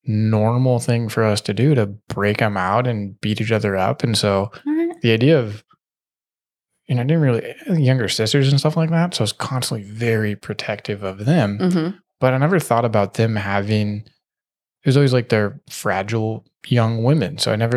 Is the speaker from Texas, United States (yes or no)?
no; Stockton, California, United States; I lived in Northern California a lot. Stockton.